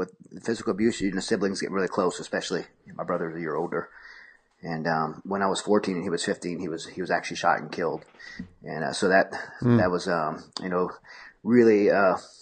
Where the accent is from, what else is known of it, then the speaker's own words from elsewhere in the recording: Raceland, Louisiana, United States; also born or lived in Houma / Thibodaux; I grew up in South Louisiana in a place called Raceland or in Houma, Thibodaux area of Louisiana